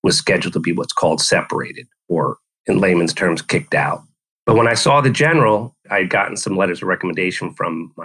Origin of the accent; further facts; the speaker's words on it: New York, United States; moved away as an adult; also born or lived in Berlin; I grew up in New York